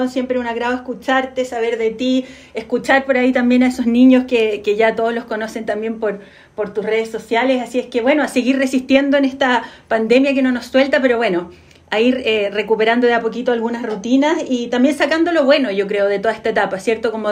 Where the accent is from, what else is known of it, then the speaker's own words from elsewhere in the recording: Chile; se van desarrollando y van cambiando según las etapas como propias también de, lo que nos va pasando como chileno.